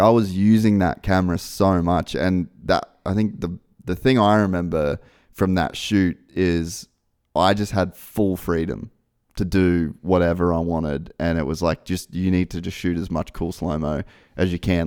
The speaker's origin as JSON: {"language": "English", "country": "Australia", "moved": "as an adult", "said": "I was in my little office in my parents' house in Australia"}